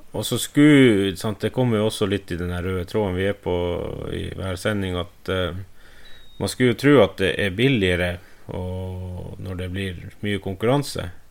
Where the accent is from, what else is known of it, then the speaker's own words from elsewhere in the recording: Finnmark, Norway; jeg er fra Økosert, så jeg sier snø